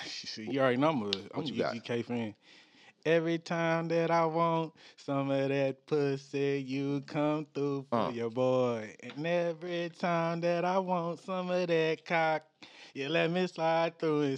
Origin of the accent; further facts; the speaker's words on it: Indiana, United States; I wear a Pacer hat because I'm from Indiana.